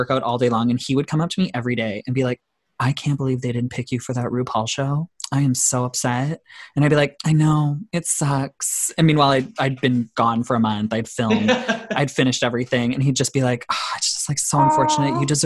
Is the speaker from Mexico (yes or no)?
no; Canada; I'm Canadian